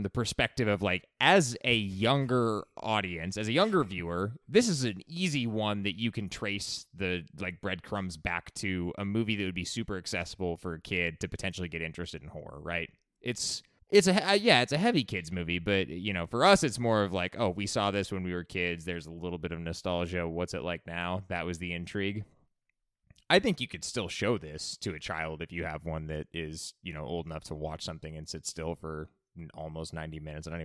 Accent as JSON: {"language": "English", "country": "United States", "said": "I'm from America"}